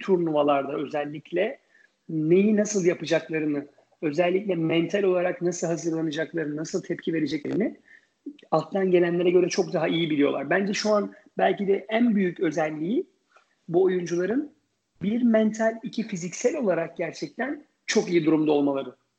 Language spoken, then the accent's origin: Turkish; Ankara, Turkey; moved away as an adult; also born or lived in New York, United States; on yaşında tenise Ankara Spor Kulübü'nde başladım. E, daha sonra, e, sırasıyla Ankara Tenis Kulübü'nde, e, oynadım